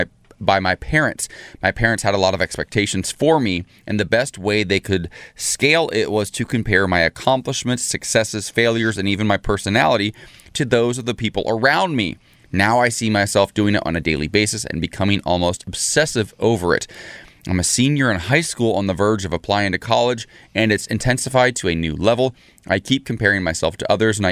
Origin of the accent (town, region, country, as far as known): Salina, Ohio, United States; born or raised there; moved away